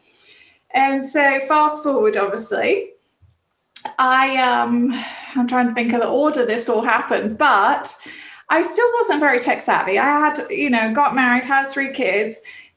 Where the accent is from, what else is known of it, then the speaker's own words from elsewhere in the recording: England, United Kingdom; moved away; growing up in England